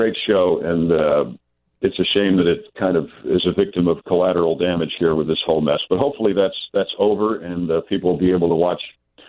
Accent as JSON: {"language": "English", "region": "New York", "country": "United States", "moved": "yes", "lives_now": "Louisiana, United States", "said": "Little did he know I'm from New York."}